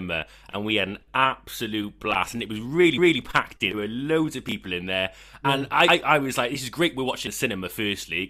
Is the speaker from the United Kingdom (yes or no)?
yes; Wales, United Kingdom; We're just Welsh boys trying our best